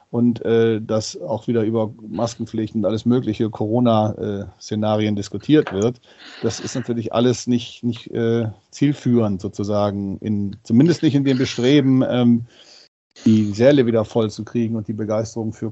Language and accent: German; Mönchengladbach, North Rhine-Westphalia, Germany; now in Hamburg, Germany; Ich komme aus Mönchengladbach und es war genau diese Zeit, wo dieser Song mich so ein bisschen mit offenen Armen in dieser Stadt empfangen hat.